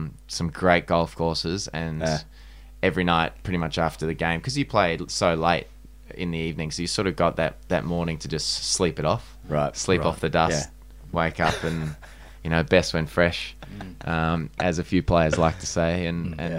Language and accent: English; Manly, New South Wales, Australia; I'm from Manly, so I'm way off the Shire